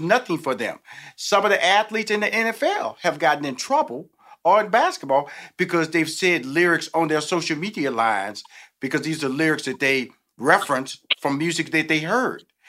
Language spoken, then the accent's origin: English; Houston, Texas, United States; I'm from Houston, Texas